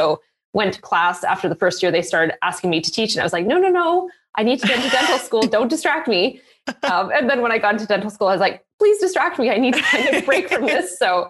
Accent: Canada; also born or lived in Yukon; So my dad was an RCMP, a Mountie, is what most of the Americans call it. So I grew up all over Canada. I was originally born in the Yukon, which is kind of exotic for a Cana

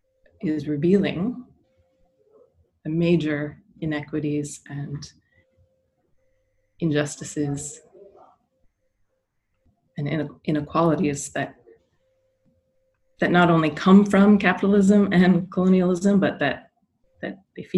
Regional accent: Soldotna, Alaska, United States; now in New York, United States; I grew up on Dena'ina and Kanaitse land up in Alaska. And I live now in the Na'pe Hoking on the Lower East Side of Manhattan.

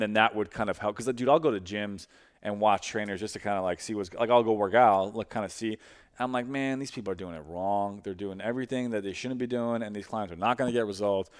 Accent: New York City, New York, United States; now in St. Louis, United States; I'm from Brooklyn. My family moved to, to St. Louis and then moved back two years ago.

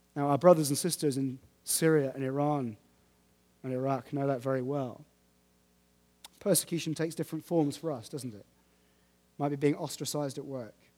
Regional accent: United Kingdom; We're British

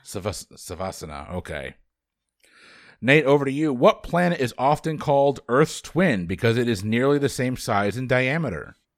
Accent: Bridgeport, Connecticut, United States; The largest city is where I was born, Bridgeport, Connecticut

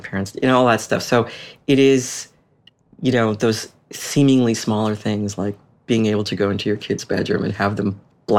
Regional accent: Boston, Massachusetts, United States; moved away as an adult; also born or lived in Washington, D.C.; I'm from Boston. We ended up buying a house accidentally, like a mile from my parents, which I never wanted to move home.

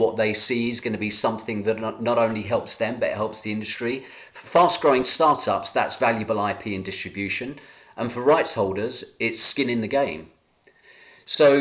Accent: United Kingdom; as a Brit

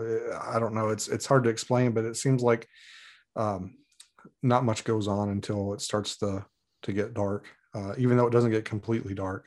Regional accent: Muhlenberg County, Kentucky, United States; moved away as an adult; now in Alaska, United States; I was born and raised in Muhlenberg County, and, uh, spent my formative years there

